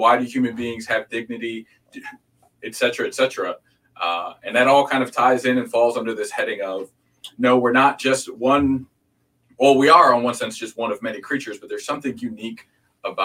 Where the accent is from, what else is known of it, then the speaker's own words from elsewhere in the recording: outside of Chicago, Illinois, United States; also born or lived in Hampton, Virginia / Houston, Texas / Wheaton, Illinois; now in Dallas, United States; I was born outside of Chicago